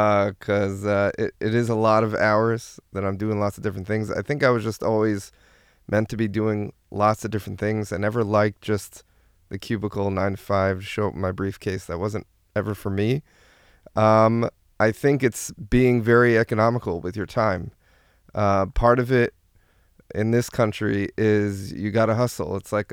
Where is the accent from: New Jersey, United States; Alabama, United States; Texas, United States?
New Jersey, United States; moved away as an adult; now in Israel; I'm originally from New Jersey, and I made an aliyah to Israel around almost 10 years to the day, and I've been here for 11 years, and I'm here with my wife and five kids.